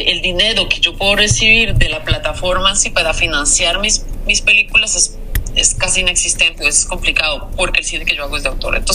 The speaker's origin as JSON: {"language": "Spanish", "country": "France", "said": "soy francesa también y estudié en Europa y todo."}